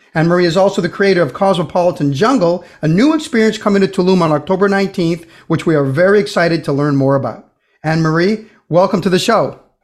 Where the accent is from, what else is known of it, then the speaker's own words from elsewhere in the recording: Brazil; moved away; I grew up in Brazil